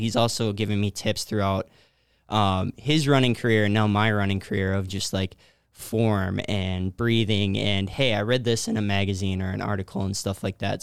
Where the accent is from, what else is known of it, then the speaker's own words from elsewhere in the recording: New Ulm, Minnesota, United States; I was born and raised in New Ulm